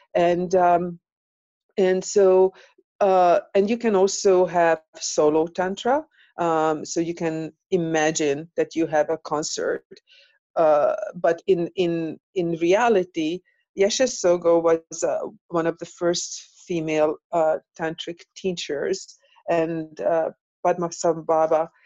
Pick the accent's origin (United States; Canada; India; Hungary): Hungary; moved away; I am from Europe so, mm. and from Hungary